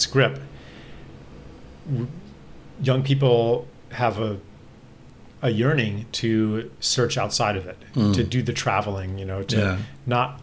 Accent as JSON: {"language": "English", "town": "State College", "region": "Pennsylvania", "country": "United States", "tie": "born or raised there", "said": "I grew up there, you know, from age four"}